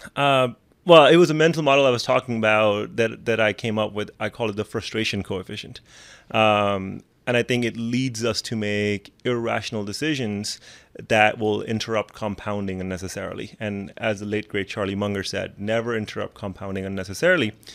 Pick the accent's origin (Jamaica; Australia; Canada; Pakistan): Pakistan; moved away; I come from Pakistan